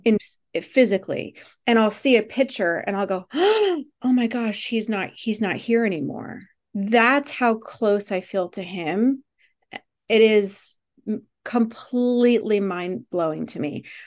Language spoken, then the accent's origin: English; Virginia, United States; I grew up in Virginia